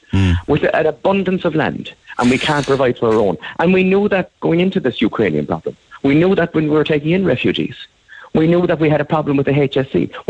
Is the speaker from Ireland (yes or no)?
yes; Ireland; you're not going to eat the same food as Irish people. We have a particular palate, and we have a particular thing that we're used to.